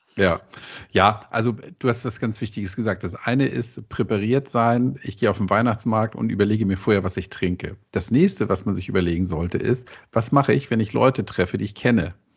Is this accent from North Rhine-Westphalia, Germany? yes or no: no; Hamburg, Germany; accent: leichter Hamburger Einschlag (light Hamburg accent); als Hamburger